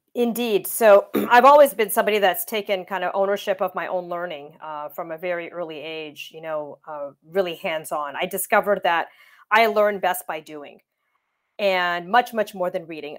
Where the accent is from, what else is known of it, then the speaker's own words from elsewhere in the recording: Windsor, Ontario, Canada; I grew up in Windsor, Ontario, Canada